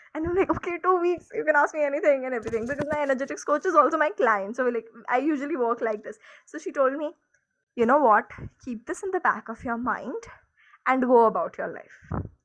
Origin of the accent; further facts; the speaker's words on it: India; I am an Indian